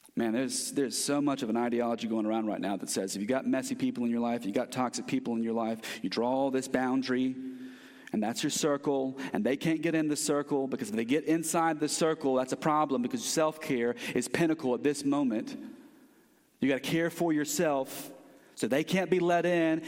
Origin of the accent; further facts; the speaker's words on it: United States; as American Christians